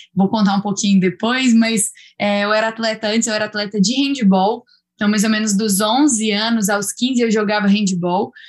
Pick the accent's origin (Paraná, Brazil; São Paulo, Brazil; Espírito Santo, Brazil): Espírito Santo, Brazil; moved away as an adult; also born or lived in Minas Gerais; sou capixaba, mas talvez isso eu nunca tenha falado, me sinto um pouquinho mineira já, por ter morado em Minas durante quatro anos